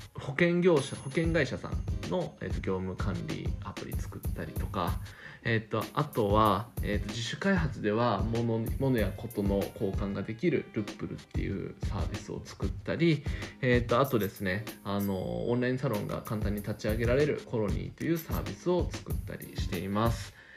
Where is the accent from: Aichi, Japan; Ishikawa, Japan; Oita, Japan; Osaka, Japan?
Osaka, Japan; accent: Kansai dialect; 大阪生まれ、大阪育ちでコテコテの関西人ですね。えっ、とでなのでちょいちょい関西弁が出ます